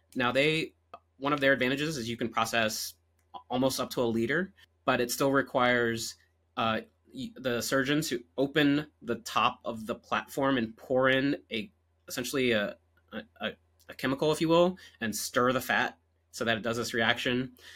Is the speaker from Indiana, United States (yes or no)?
no; Virginia Beach, Virginia, United States; moved away as an adult; also born or lived in Nashville, Tennessee; now in Orange County, California, United States; I'm originally from Virginia Beach, Virginia